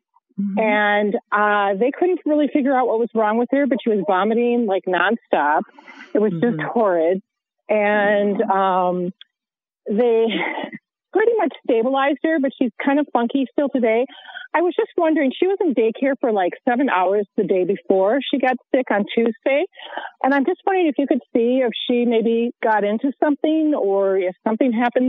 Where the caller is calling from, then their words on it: Eden Prairie, Minnesota, United States; I'm calling from Eden Prairie, Minnesota.